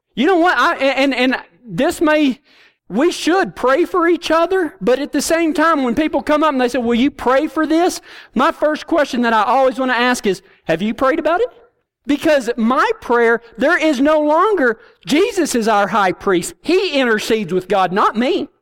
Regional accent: Texas, United States; I'm from Kynosa, Texas.

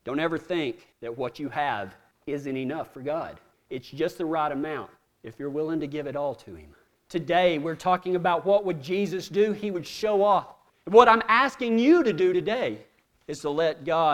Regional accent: Texas, United States; we're from Texas

